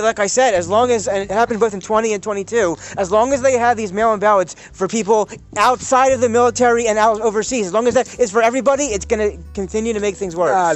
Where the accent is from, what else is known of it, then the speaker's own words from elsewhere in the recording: United States; an American Jewish person